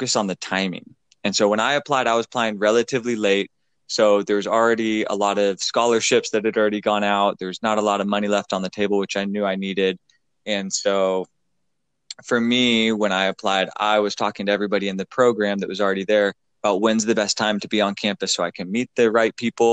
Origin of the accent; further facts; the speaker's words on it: Pacific Northwest, United States; moved away as an adult; I'm from the Pacific Northwest